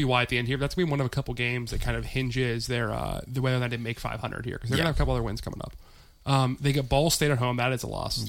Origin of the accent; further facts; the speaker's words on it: Pittsburgh, Pennsylvania, United States; growing up in Pittsburgh